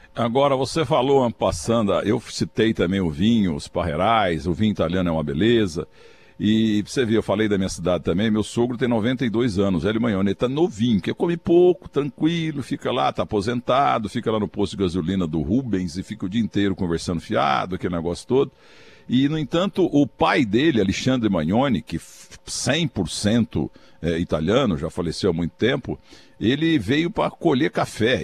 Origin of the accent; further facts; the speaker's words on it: Muzambinho, Minas Gerais, Brazil; now in São Paulo, Brazil; a única horta da minha terra